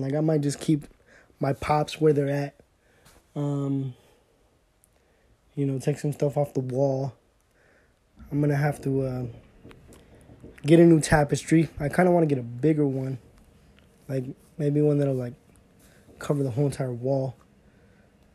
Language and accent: English; Southern California, United States; I'm a Latino from Southern California